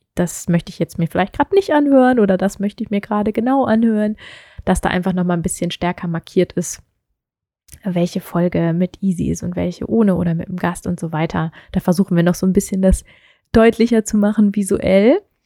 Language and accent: German; Meerbusch, North Rhine-Westphalia, Germany; moved away as an adult; also born or lived in Hannover / Stuttgart / Düsseldorf; now in Berlin, Germany; wir sind dann ins Rheinland gezogen, ähm, noch bevor ich eigentlich richtig in den Kindergarten gegangen bin und sind in die Nähe von Düsseldorf gezogen. Da gibt es eine wunderschöne Stadt, die Meerbusch heißt